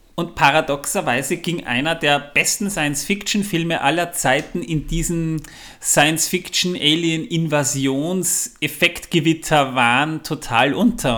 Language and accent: German; Austria; bei uns in Österreich